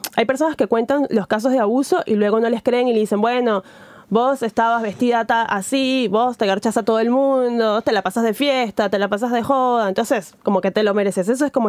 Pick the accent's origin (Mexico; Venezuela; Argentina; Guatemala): Venezuela; moved away; estando lejos, muy pocas veces eh, me conecto con, Venezuela